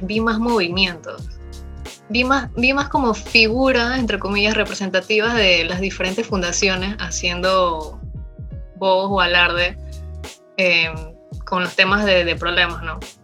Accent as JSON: {"language": "Spanish", "country": "Panama", "said": "tengo 23 años, soy panameña"}